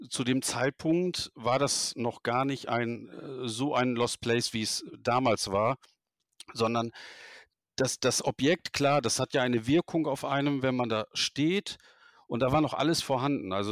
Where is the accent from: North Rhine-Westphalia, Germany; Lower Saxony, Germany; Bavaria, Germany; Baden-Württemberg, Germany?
North Rhine-Westphalia, Germany; Wuppertal; Ähm, ich komme ja aus Wuppertal, das wissen die, die mir folgen, wissen es, weil ich das halt öffentlich auch kundtue, ist ja kein Geheimnis.